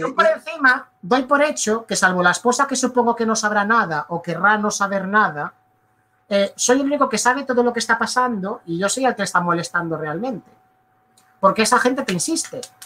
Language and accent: Spanish; Galicia, Spain; yo nací en Galicia, a mí me toca el Atlántico